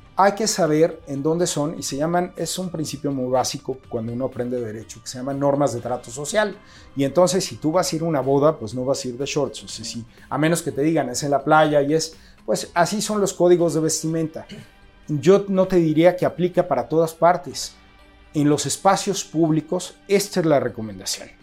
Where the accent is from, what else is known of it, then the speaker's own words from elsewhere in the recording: Mexico; nosotros como mexicanos